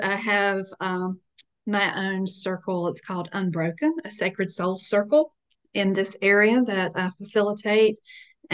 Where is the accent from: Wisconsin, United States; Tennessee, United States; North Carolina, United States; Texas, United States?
North Carolina, United States; Calabash; I am in and from Calabash, North Carolina. I am a native.